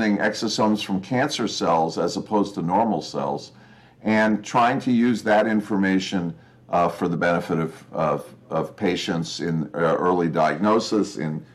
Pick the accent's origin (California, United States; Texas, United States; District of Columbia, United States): California, United States; I'm a Californian, first generation American